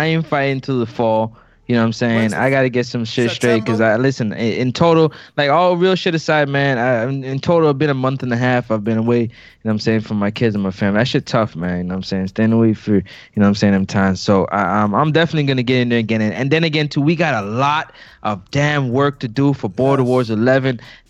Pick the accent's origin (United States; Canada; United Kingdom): Canada; I'm the Canadian.